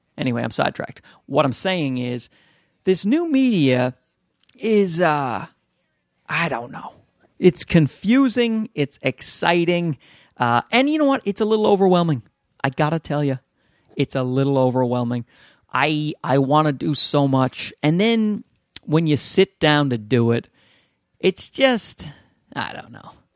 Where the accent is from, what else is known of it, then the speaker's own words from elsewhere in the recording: Newfoundland and Labrador, Canada; accent: Newfie; my Newfie accent